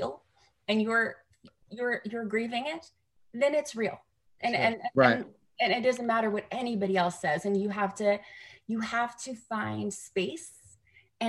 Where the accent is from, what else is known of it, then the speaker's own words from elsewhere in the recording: Canada; now in United States; I'm a Canadian in America who can vote now